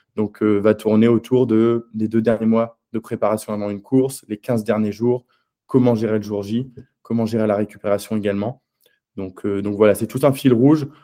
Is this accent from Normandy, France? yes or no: yes; Caen, Normandy, France; moved away as an adult; also born or lived in Angers; Je suis originaire de Normandie. Euh, j'ai grandi pendant 18 ans à Caen.